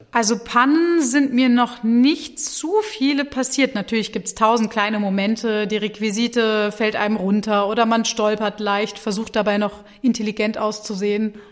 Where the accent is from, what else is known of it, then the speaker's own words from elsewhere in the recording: Hanover, Lower Saxony, Germany; moved away as an adult; also born or lived in Berlin / Munich / Mannheim; now in Wuppertal, Germany; ich komme aus Hannover